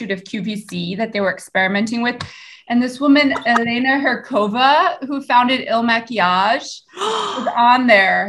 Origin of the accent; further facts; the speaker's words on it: New York City, New York, United States; In Riverdale, New York, which is in the Bronx